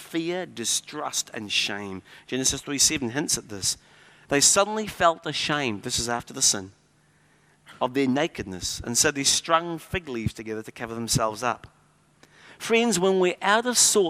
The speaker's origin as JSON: {"language": "English", "region": "California", "country": "United States", "moved": "yes", "said": "My home state is the fifth largest economy in the world and is bankrupt"}